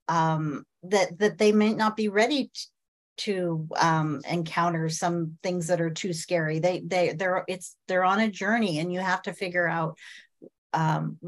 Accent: Midwest, United States; I grew up in the Midwest.

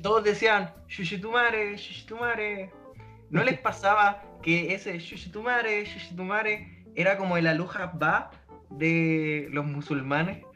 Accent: Puente Alto, Santiago Metropolitan Region, Chile; Somos de Puente Alto

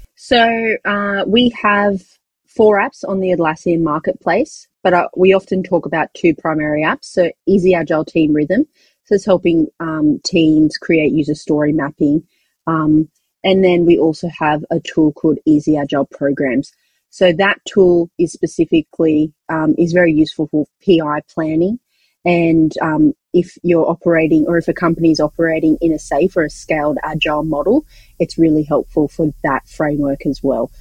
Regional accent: Australia; accent: Australian; we're an Australian company, if you didn't recognize where my accent is from.

